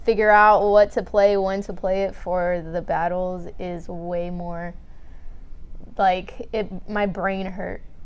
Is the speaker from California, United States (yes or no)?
yes; San Diego, California, United States; I'm from Dago, born and raised.